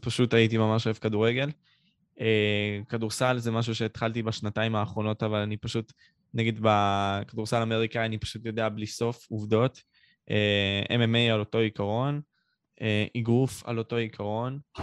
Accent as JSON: {"language": "Hebrew", "town": "Ashkelon", "region": "Southern District", "country": "Israel", "said": "אני בן שמונה עשרה, מאשקלון"}